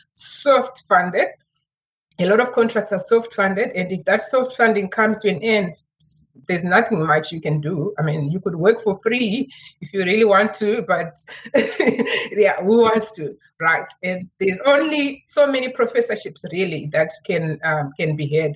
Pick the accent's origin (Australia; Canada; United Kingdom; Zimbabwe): Zimbabwe; moved away as an adult; now in Cape Town, South Africa; I'm actually originally from Zimbabwe